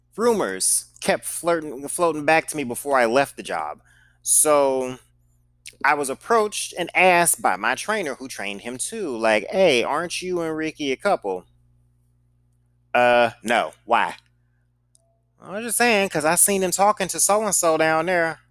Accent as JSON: {"language": "English", "town": "St. Louis", "region": "Missouri", "country": "United States", "said": "I'm from Saint Louis"}